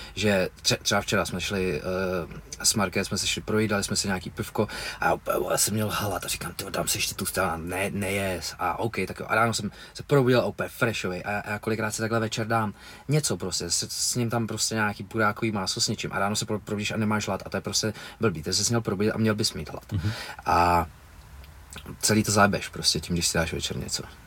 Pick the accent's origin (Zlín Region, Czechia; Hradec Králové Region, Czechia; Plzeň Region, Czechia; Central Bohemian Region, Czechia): Central Bohemian Region, Czechia; Mnichovo Hradiště; now in Prague, Czech Republic; já jsem byl z Hradišti